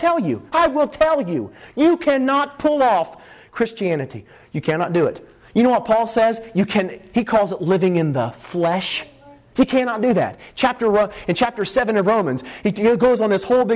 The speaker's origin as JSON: {"language": "English", "area": "Wapahani", "region": "Indiana", "country": "United States", "tie": "born or raised there", "said": "Did you know this is my hometown?"}